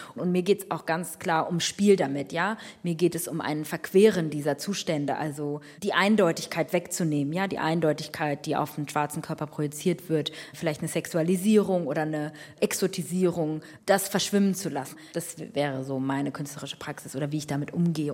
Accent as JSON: {"language": "German", "country": "Germany", "tie": "born or raised there", "said": "ich bin in Deutschland geboren, aufgewachsen, sozialisiert"}